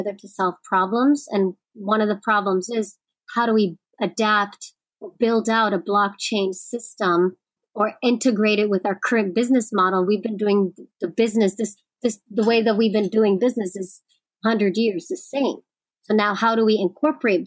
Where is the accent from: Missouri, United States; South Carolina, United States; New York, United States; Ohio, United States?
New York, United States; I'm a New Yorker